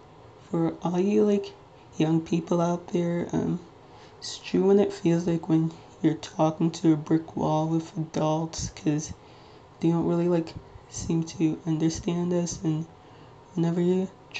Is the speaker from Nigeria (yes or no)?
yes; Nigeria; I am Nigerian, like 99.9% Nigerian.